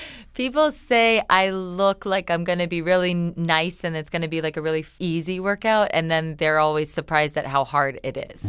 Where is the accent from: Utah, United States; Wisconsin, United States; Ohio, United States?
Ohio, United States; Canton; moved away; Canton, Ohio originally